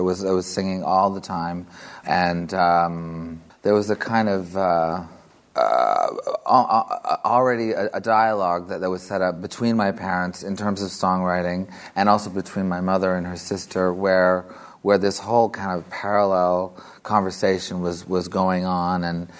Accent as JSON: {"language": "English", "country": "Canada", "said": "When I'm in America, I'm a Canadian. When I'm in Canada, I'm an American."}